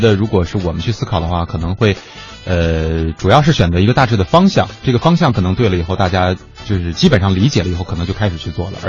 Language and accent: Chinese; Beijing, China; 比如说我在北京的话，我的这个因为我是北京人，所以就是我接触的这个圈子